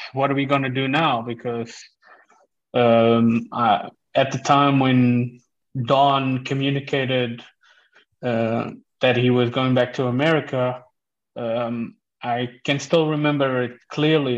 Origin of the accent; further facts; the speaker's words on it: South Africa; also born or lived in Portugal; now in Netherlands; I come from South Africa and we played rugby there